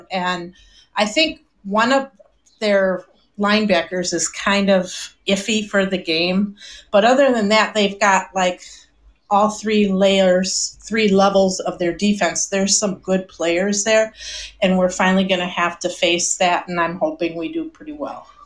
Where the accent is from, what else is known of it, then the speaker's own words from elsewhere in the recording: Minneapolis, Minnesota, United States; Um, at … and I'm from Minneapolis, Minnesota.